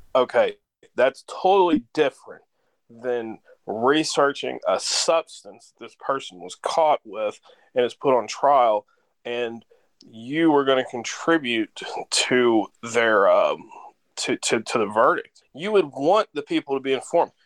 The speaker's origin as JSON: {"language": "English", "region": "Kentucky", "country": "United States", "tie": "born or raised there", "also_born_or_lived": "St. Louis, Missouri", "moved": "as an adult", "said": "I live back in Kentucky. I spent most of my career in St. Louis. I'm from Kentucky. I moved home to Kentucky"}